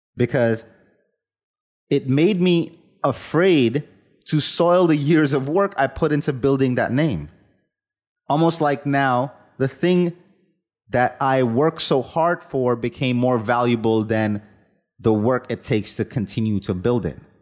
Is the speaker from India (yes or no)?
yes; India; moved away; the kind of, let's call it collectivist culture I was raised with in India as a child